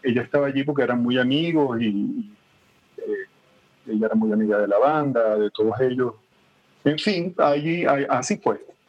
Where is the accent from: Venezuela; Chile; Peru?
Venezuela; Maracaibo, Zulia; now in Caracas, Venezuela; yo soy de Maracaibo